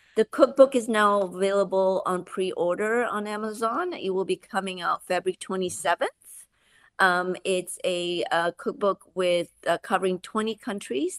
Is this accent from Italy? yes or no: no; Malaysia; moved away; I grew up in Malaysia